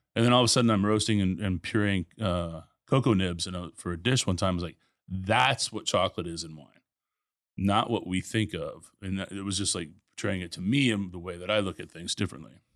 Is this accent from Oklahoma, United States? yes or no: yes; Tulsa, Oklahoma, United States; also born or lived in Nebraska; now in Houston, United States; born in Nebraska, grew up in Tulsa, um, ended up in Houston in '95